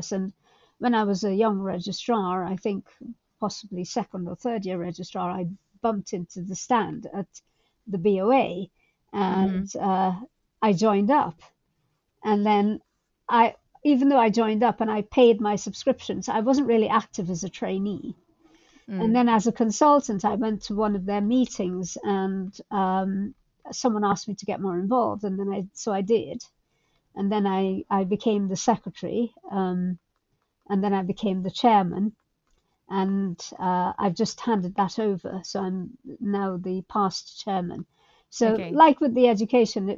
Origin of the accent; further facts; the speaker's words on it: Guyana; moved away as an adult; also born or lived in Calcutta, India; now in United Kingdom; I grew up in Guyana in South America, which at the time was a low income country.